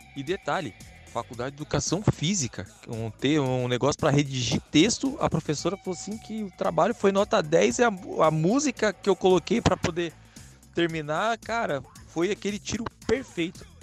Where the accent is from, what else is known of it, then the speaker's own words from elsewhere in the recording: Campinas, São Paulo, Brazil; na cidade vizinha de onde eu moro, eu sou de Campinas